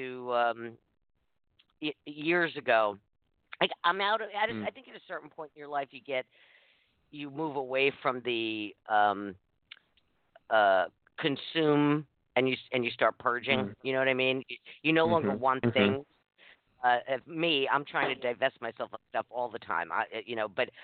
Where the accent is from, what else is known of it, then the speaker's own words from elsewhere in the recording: New York City, New York, United States; I grew up in New York City